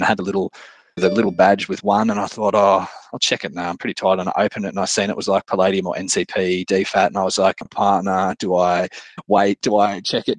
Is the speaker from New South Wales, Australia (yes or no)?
yes; Dubbo, New South Wales, Australia; I'm coming from Wiradjuri land here, Dubbo, Western New South Wales